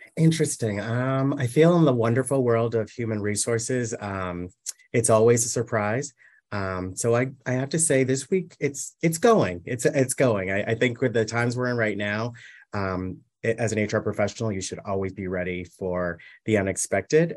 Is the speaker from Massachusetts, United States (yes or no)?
yes; Massachusetts, United States; moved away as an adult; now in New York City, United States; I was raised in Massachusetts, and I spent the majority of my life in Massachusetts